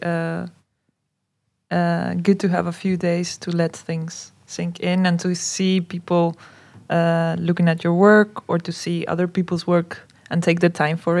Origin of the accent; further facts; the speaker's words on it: Chile; I come from Chile as well